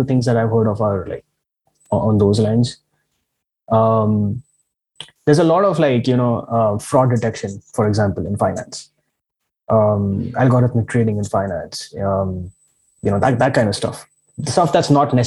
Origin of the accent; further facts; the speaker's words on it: Pune, Maharashtra, India; also born or lived in Mumbai; I've lived in Pune all my life. I was born in Mumbai, but lived in Pune all my life.